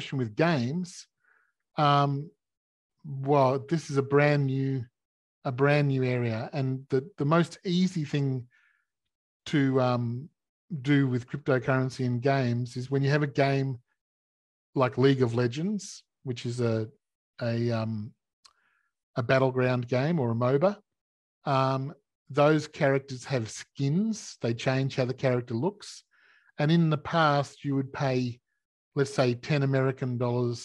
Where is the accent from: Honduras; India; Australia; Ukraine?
Australia; In Australia, we're like America